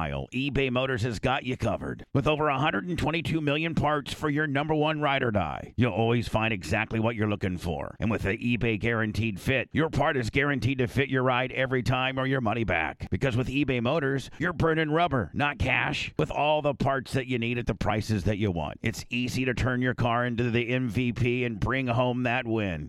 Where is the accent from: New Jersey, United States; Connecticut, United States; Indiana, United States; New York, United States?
Indiana, United States; Warsaw; my hometown, Warsaw, Indiana